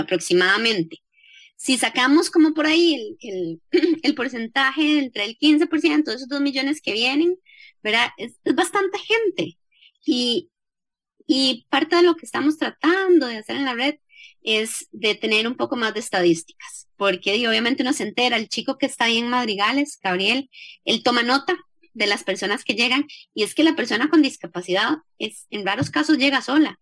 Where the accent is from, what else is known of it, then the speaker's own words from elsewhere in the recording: Costa Rica; nací en el Hospital México